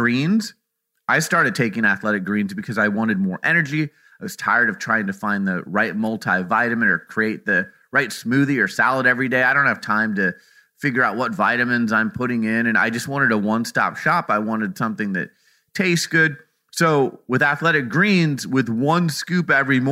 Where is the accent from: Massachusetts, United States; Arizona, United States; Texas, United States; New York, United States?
Arizona, United States; Phoenix; my hometown of Phoenix, Arizona